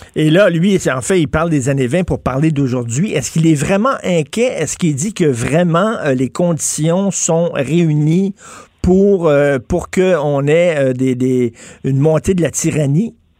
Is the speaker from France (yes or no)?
no; Montreal, Quebec, Canada; j'ai grandi à Verdun